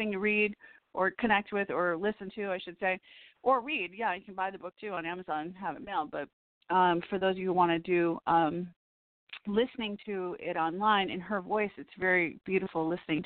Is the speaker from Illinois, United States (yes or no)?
yes; Evanston, Illinois, United States; I was born in Evanston